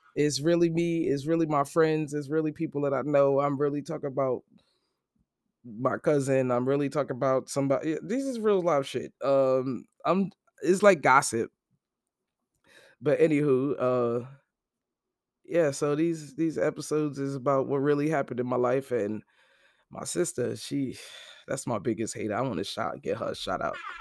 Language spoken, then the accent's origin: English; Brooklyn, New York, United States; moved away; also born or lived in New Jersey; I'm actually from Brooklyn, Brooklyn-born.